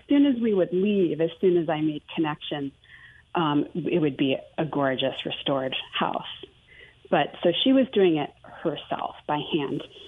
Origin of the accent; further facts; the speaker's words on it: Maine, United States; moved away; also born or lived in Houston / Greenville, South Carolina; grew up fairly poor in Maine, in the middle of nowhere